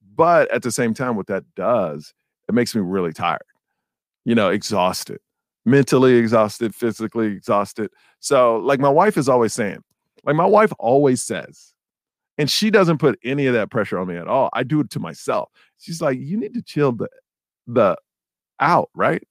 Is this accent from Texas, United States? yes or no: yes; Houston, Texas, United States; When we were kids, man, we played for the Sagemont Cowboys. I'm from Sagemont in Houston, Texas.